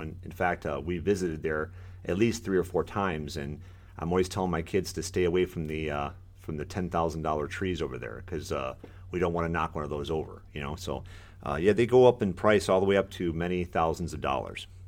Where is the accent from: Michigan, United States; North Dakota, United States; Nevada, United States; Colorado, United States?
Michigan, United States; moved away as an adult; now in Florida, United States; I, uh, am born and raised in Michigan